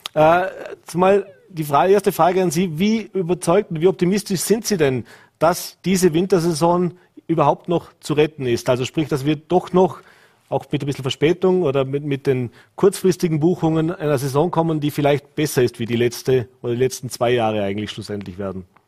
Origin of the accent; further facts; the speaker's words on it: Vorarlberg, Austria; bei uns in Vorarlberg